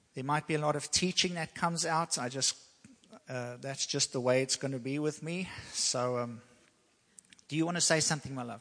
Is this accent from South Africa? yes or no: yes; South Africa; now in United States; I'm from South Africa